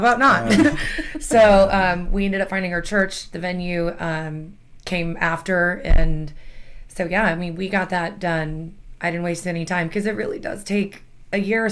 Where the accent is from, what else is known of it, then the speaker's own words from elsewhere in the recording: San Antonio, Texas, United States; So I'm born and raised in San Antonio